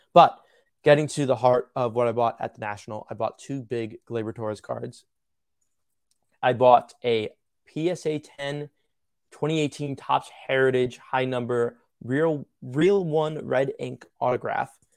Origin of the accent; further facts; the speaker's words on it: New York, United States; I'm from New York, one of my dad's favorite players was Thurman Munson.